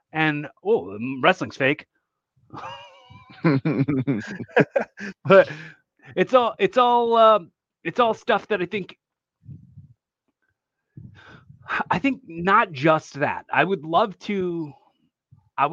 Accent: Philadelphia, Pennsylvania, United States; we're from Philly

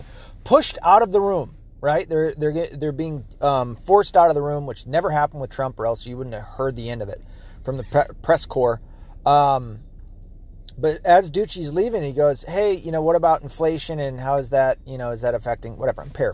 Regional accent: United States; as an American

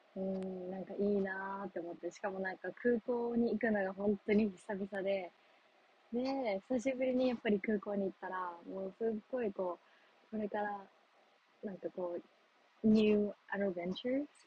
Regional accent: Japan; moved away; also born or lived in United States; 日本に帰ってくる

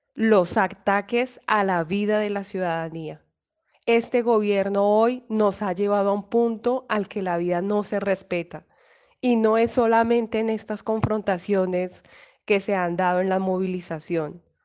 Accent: Colombia; todos como colombianas y colombianos

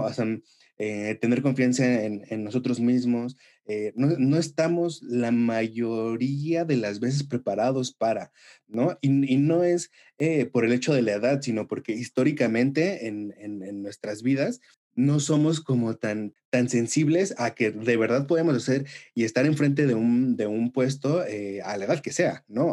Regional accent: Mexico; como latinos, como mexicanos

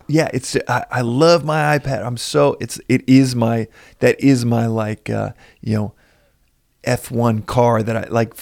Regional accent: Texas, United States; we're both from Texas

